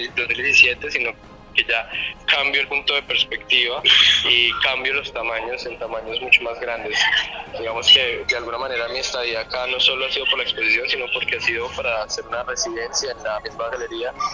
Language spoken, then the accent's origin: Spanish; Colombia; uno como colombiano